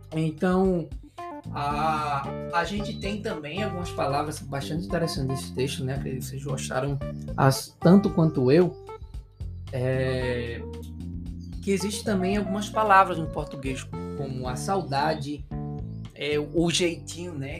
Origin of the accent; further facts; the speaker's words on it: Recife, Pernambuco, Brazil; now in Paraíba, Brazil; eu sou natural de Pernambuco, sou pernambucano, nasci lá, lá, lá, lá em Pernambuco, Recife